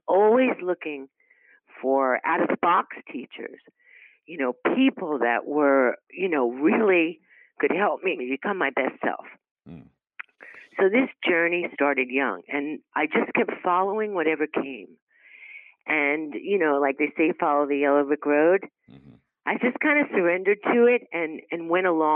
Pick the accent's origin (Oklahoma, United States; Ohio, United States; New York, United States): New York, United States; New York City; also born or lived in Brooklyn; I grew up in Queens. Well, I was actually born in Brooklyn and lived in New York